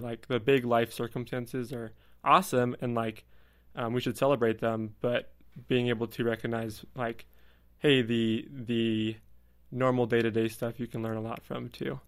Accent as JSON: {"language": "English", "region": "California", "country": "United States", "moved": "as an adult", "said": "I'll come back to California where I'm from"}